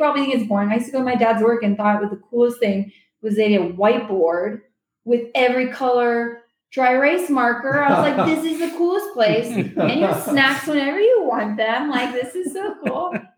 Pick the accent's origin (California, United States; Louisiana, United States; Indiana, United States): California, United States; I grew up in the Silicon Valley. I was obsessed with technology. I was always exposed to it.